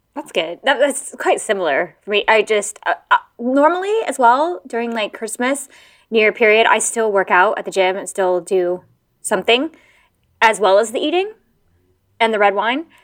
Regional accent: United States; now in Kent, United Kingdom; I'm American

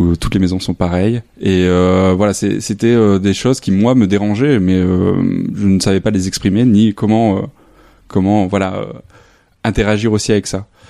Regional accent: a small village near Lille, Hauts-de-France, France; moved away as an adult; also born or lived in Arles; now in Saint-Denis, France; je suis originaire du nord de la France, dans un petit village euh, à côté de Lille

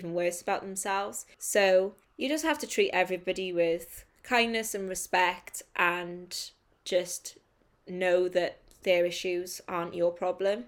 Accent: United Kingdom; I'm a British writer

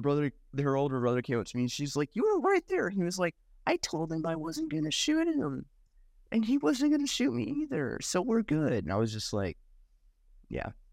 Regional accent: Nashville, Tennessee, United States; I grew up in backwoods, n, Tennessee, like Nashville area

